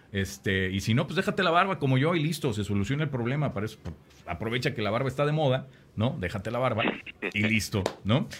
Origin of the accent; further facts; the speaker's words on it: Mexico; now in San Antonio, United States; yo nací aquí en, San Antonio, pero cuando llegué a vivir a, a, San Antonio, ¿no? Porque yo crecí en México